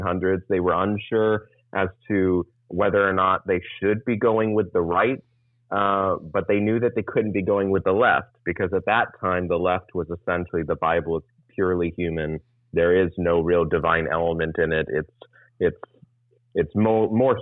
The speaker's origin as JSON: {"language": "English", "town": "San Diego", "region": "California", "country": "United States", "tie": "born or raised there", "also_born_or_lived": "Texas / Florida", "said": "I've lived in Southern California and San Diego County, or San Diego proper, for pretty much from the age of 7 or 8 onwards. So I consider myself a Californian."}